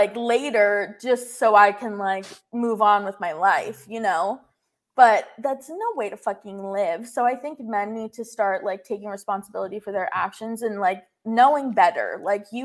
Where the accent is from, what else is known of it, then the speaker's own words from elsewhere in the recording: Florida, United States; I'm from Florida